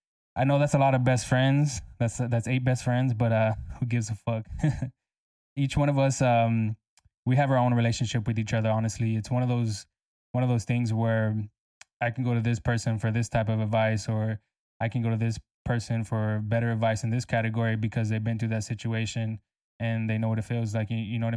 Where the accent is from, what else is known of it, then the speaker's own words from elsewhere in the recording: San Antonio, Texas, United States; also born or lived in Corpus Christi; I'm from San Antonio, Texas. I was actually born in Corpus Christi, Texas, but I moved here when I was 6. So I don't really call Corpus Christi my home, because San Antonio raised me for sure.